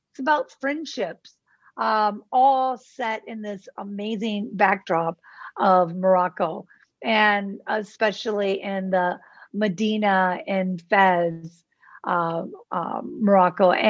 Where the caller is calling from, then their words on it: Mazatlan, Sinaloa, Mexico; I'm in uh, Mazatlan, Mexico.